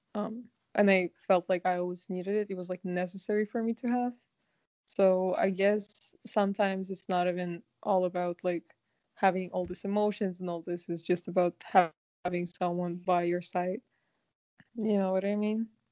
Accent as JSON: {"language": "English", "country": "Kazakhstan", "moved": "yes", "lives_now": "Vancouver, Canada", "said": "I am from Kazakhstan and I currently live in Vancouver, Canada."}